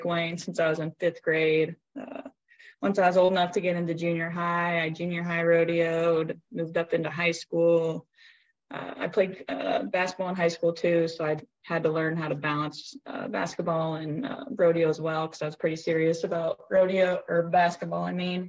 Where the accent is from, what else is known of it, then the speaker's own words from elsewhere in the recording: Leon, Iowa, United States; I'm originally from Leon, Iowa